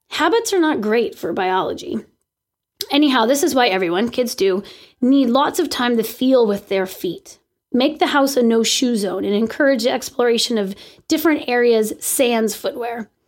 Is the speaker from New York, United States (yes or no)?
no; California, United States; sorry, I'm from California.